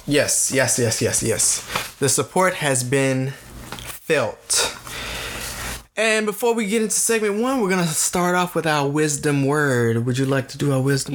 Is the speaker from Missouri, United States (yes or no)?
no; Tennessee, United States; we are from Tennessee